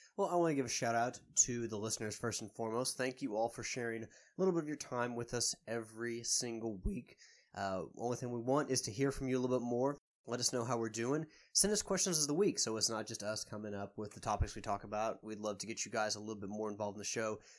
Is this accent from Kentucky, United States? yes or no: yes; Louisville, Kentucky, United States; I am from Louisville